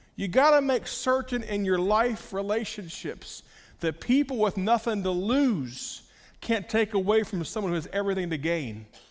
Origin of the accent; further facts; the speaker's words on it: United States; As an American